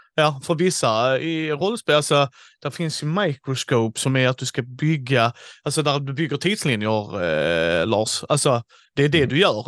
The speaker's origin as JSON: {"language": "Swedish", "region": "Skåne", "country": "Sweden", "said": "vi är tre skåningar"}